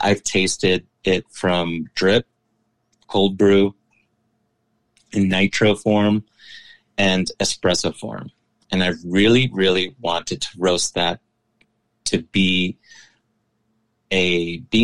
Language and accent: English; New York City, New York, United States; I was born and raised in New York City. My family's from Ecuador